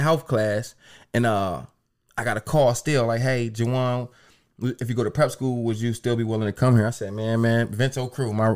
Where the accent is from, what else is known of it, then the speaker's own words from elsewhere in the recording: Harrisburg, Pennsylvania, United States; also born or lived in Akron; I'm from Harrisburg